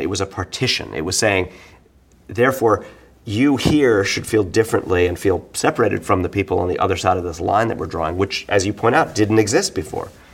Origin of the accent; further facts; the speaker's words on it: New York City, New York, United States; being a New Yorker, you know, being a Bohemian, uh, growing up, you know, well, not religiously Jewish, but in kind of the cultural Jewish